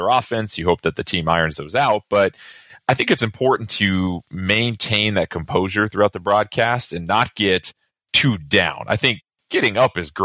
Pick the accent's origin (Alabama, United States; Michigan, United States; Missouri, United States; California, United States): California, United States; I grew up with in California